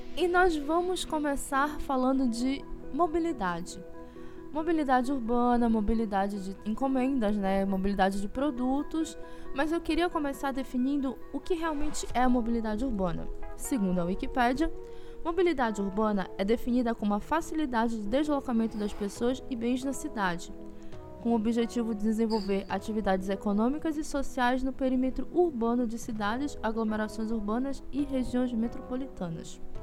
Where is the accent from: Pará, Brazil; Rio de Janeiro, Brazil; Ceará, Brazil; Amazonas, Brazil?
Pará, Brazil; Belém; moved away as an adult; now in Ananindeua, Brazil; Eu saí de Belém, mas eu tô morando na região metropolitana